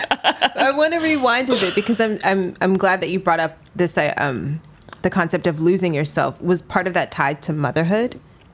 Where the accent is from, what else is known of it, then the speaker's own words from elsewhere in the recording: Atlanta, Georgia, United States; Being African American, I grew up. Laugh at me. I grew up mainly in the South, right? In the suburbs of Atlanta.